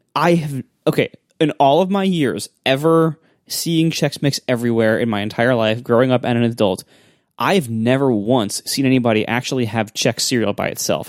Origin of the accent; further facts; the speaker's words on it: Ohio, United States; I grew up in Ohio